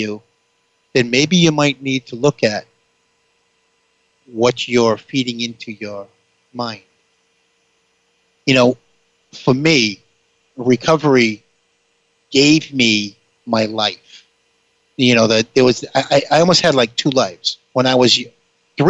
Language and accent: English; Boston, Massachusetts, United States; I'm ultimately from the Boston area, if you couldn't figure that out by the way that I spoke